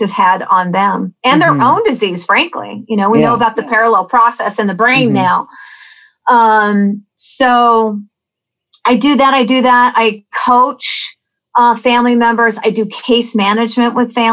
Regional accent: Anchorage, Alaska, United States; I grew up in Anchorage, and I grew up in an alcoholic home.

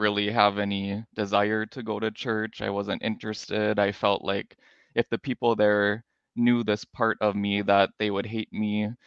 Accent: Minnesota, United States; moved away as an adult; also born or lived in North Dakota; now in Hawaii, United States; I was born in North Dakota, and then I grew up in Minnesota

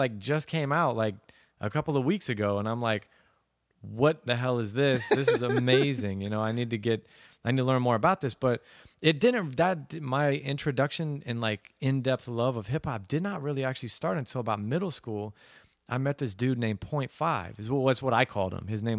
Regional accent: Aurora, Colorado, United States; also born or lived in Plano, Texas; so I grew up in Aurora, Colorado, and near Denver, and then my dad moved. He flew for Southwest Airlines, so we moved to Dallas to a suburb called Plano, named Plano.

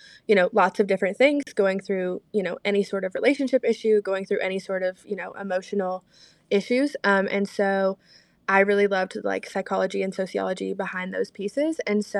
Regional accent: Lincolnton, North Carolina, United States; I'm from Lincolnton, North Carolina, so Lake Norman area

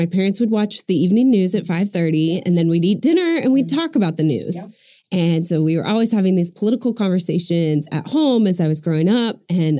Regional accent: Norman, Oklahoma, United States; I was born and raised in Norman

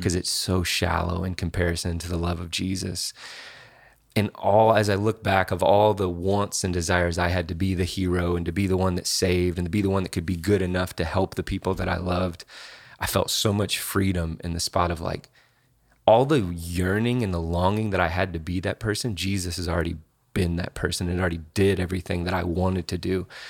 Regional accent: Indianapolis, Indiana, United States; I grew up here, um, Indianapolis, born

